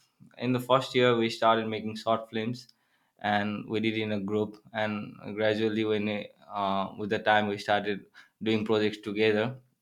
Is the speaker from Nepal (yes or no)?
yes; Dharan, Koshi Province, Nepal; English is a second language; now in Edwardsville, United States; So I'm from Nepal. So I grew up in the eastern part of Nepal. So the name of my town is Dharan. It's a beautiful city.